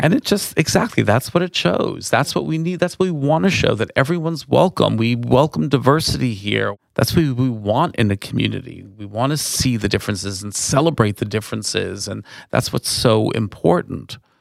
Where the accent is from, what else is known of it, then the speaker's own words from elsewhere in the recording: Valley Stream, New York, United States; moved away as an adult; also born or lived in Woodmere, New York / Manhattan, New York; now in Sonoma County, United States; I grew up on Long Island